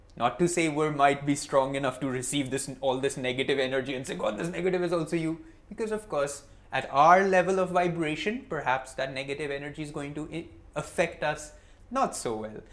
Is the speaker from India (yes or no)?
yes; India; also born or lived in Mumbai; I'm Indian, Narayani is my wife, I live in Mumbai.